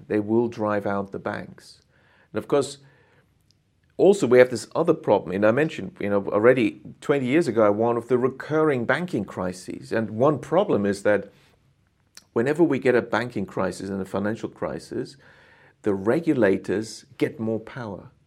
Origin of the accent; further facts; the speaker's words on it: Germany; moved away as an adult; also born or lived in United Kingdom / Japan; I'm originally from Germany, went to the U K to study economics